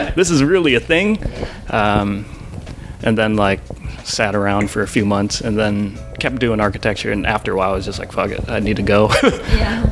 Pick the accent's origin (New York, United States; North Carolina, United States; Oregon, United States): Oregon, United States; Portland; we grew up in Portland